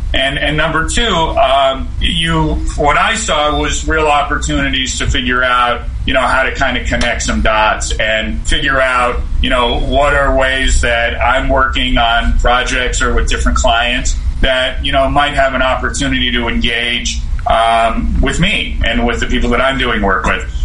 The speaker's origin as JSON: {"language": "English", "region": "Southern California", "country": "United States", "tie": "born or raised there", "said": "I grew up in Southern California"}